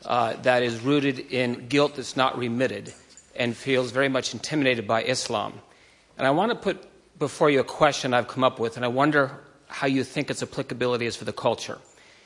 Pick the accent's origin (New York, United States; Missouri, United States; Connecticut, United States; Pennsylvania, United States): Connecticut, United States; Hartford; In truth, I'm from Hartford. I've never confused it with Buffalo